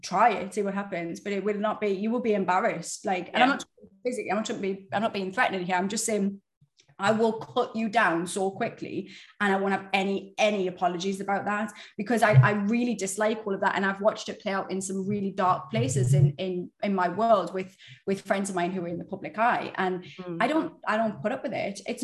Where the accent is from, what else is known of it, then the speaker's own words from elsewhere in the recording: United Kingdom; we're British.